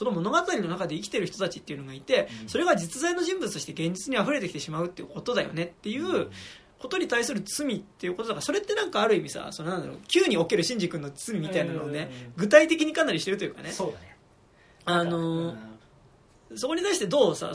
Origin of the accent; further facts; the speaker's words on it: Tokyo, Japan; 俺はなんかなんか東京出身者としてね